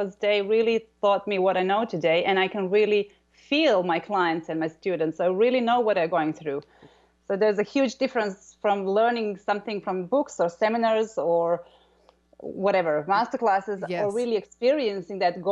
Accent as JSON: {"language": "English", "country": "Croatia", "said": "I'm from Croatia"}